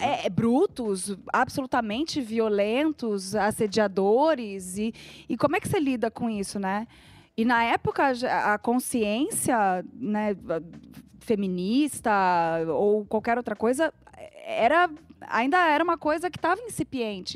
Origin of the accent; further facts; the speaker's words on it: Rio de Janeiro, Brazil; moved away as an adult; also born or lived in Porto Alegre; now in São Paulo, Brazil; eu fui criada no Rio de Janeiro. Só que assim, nasci em Porto Alegre